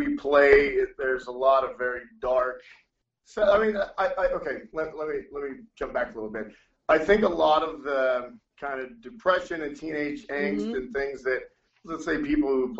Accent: Laredo, Texas, United States; now in San Antonio, United States; I'm from Laredo, and which is even further south, and I moved up here to San Antonio.

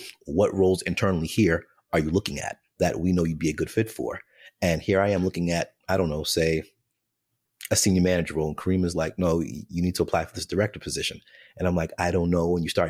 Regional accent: Jamaica; the day before an interview, I'm Jamaican. So the Jamaican in me is like, I'm wearing this plaid suit.

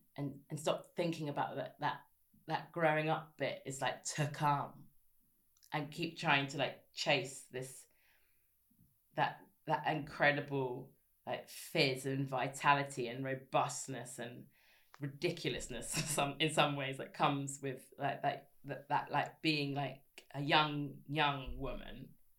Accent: Scotland, United Kingdom; I'm Scottish, and as well as many things.

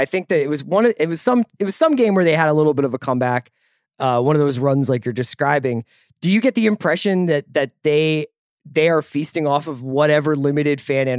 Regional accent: Philadelphia, Pennsylvania, United States; moved away; also born or lived in New York; I grew up in Philly

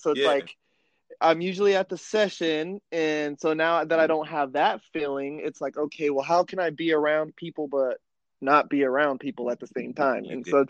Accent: Fairfax, Virginia, United States; born there; also born or lived in California / North Carolina; I was born in Virginia, you know what I mean, Fairfax, Virginia. My family moved here to California, and then I moved back to the East Coast out in North Carolina, where I spent about, you know, 8-9 years of my life.

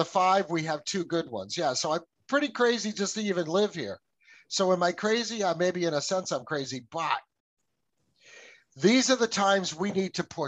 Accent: United States; My family came here in the 1640s

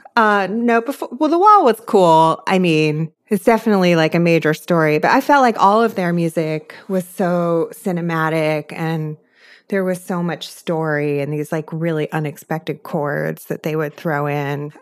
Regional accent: outside Philadelphia, Pennsylvania, United States; I grew up outside Philly

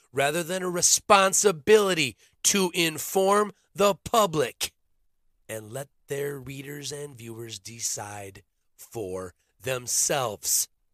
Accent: Minnesota, United States; I grew up in Minnesota

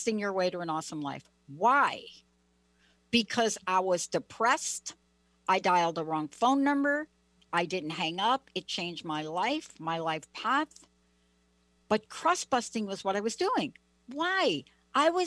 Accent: East Coast, New England, United States; moved away; I'm from the East Coast

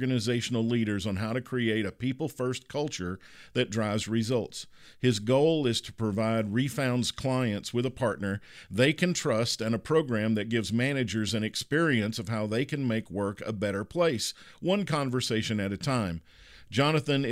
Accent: Kentucky, United States; moved away as an adult; I grew up in Kentucky. I lived there the first 30 years of my life, so I'm a Kentucky basketball person.

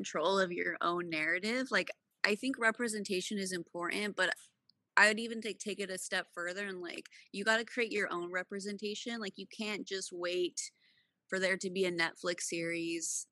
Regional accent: California, United States; I have two Mexican parents that are immigrants. I was born in California

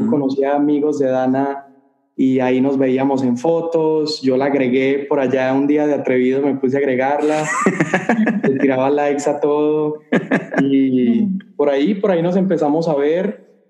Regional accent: Medellín, Antioquia, Colombia; now in El Paso, United States; yo soy colombiano de Medellín, Colombia, la ciudad más hermosa del mundo

